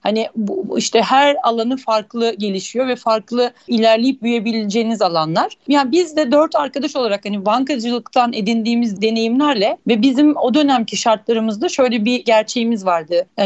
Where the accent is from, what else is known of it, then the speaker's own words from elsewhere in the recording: Istanbul, Turkey; born there; Ben de 1974 İstanbul doğumluyum.